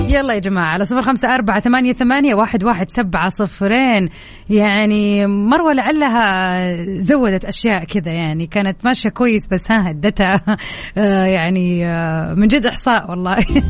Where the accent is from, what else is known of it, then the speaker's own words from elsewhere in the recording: Jeddah, Makkah Province, Saudi Arabia; انا من جده طبعا اهل جده كلهم